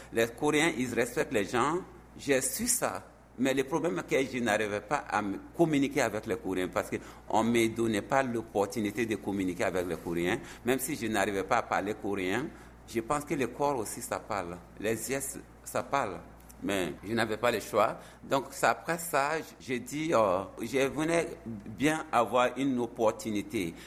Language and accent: French; Burkina Faso; moved away as an adult; now in South Korea; chez nous, on a beaucoup d'ethnies différentes, 63 ou 4 ethnies qui existent chez nous au Burkina Faso